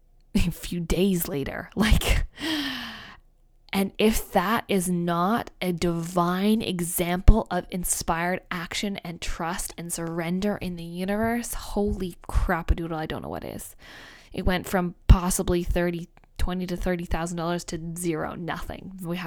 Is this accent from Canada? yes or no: yes; Canada; I say, I'm Canadian, he's Australian.